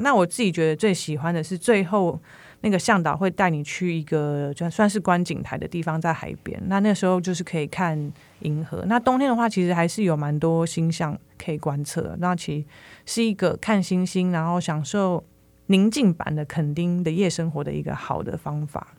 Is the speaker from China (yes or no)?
no; Taiwan; 我们台湾人